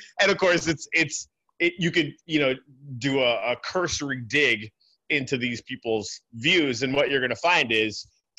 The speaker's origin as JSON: {"language": "English", "country": "Canada", "said": "as a Canadian."}